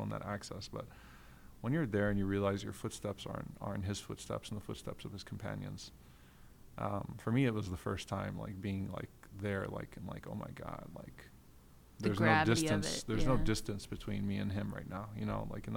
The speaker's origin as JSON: {"language": "English", "country": "Guyana", "said": "I'm from Guyana."}